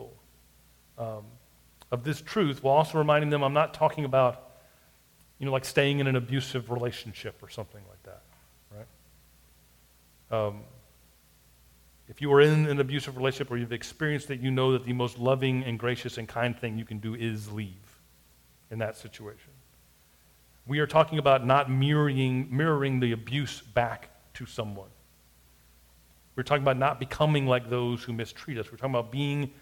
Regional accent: United States; we as American Christians

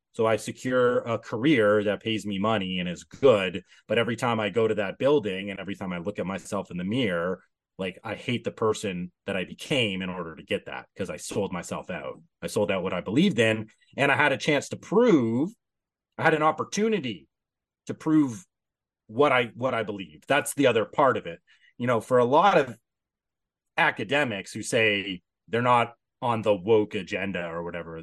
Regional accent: Canada; I'm Canadian

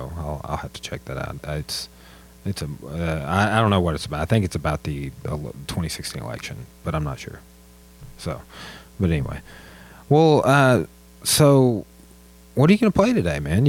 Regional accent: Clarksville, Arkansas, United States; now in Russellville, United States; Clarksville for me

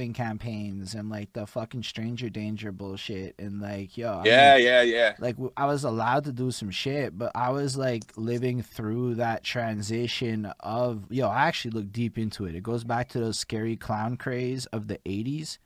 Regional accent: Montreal, Quebec, Canada; I grew up in Montreal

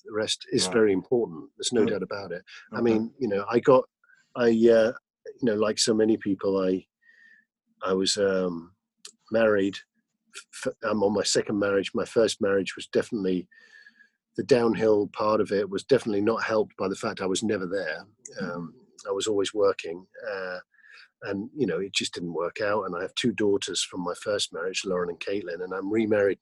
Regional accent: United Kingdom; also born or lived in Los Angeles, United States; now in Austin, United States; as a Brit, a British Texan

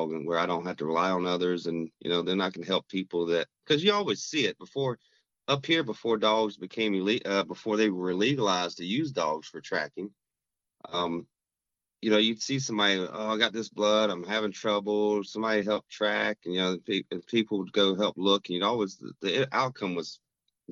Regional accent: Rock Hill, South Carolina, United States; moved away as an adult; also born or lived in Minnesota; now in Twin Cities, United States; I'm originally from South Carolina, a town called Rock Hill, which is just south of Charlotte, North Carolina

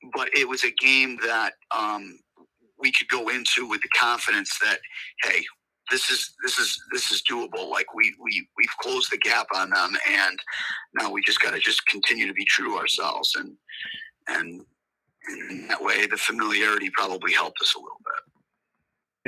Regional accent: Camillus, New York, United States; I'm born and raised in Camillus myself

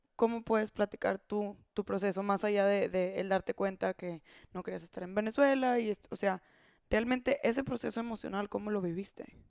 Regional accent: Mexico

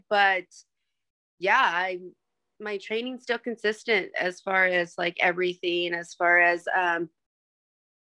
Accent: Burley, Idaho, United States; now in Boise, United States; Originally from a small town called Burley, Idaho

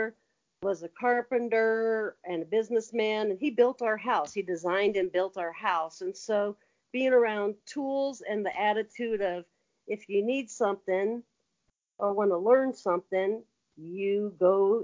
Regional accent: LeGrand, Iowa, United States; I was raised in Iowa, small town.

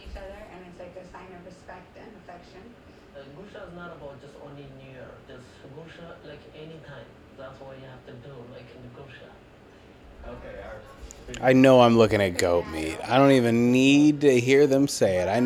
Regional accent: United States; I'm an American

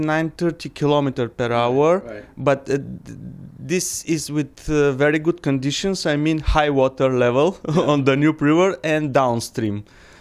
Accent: Bulgaria; English is a second language

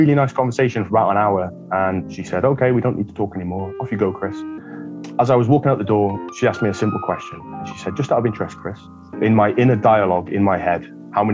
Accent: Wales, United Kingdom; So I hail from the Misty Mountains of Wales, very mysterious, dark place.

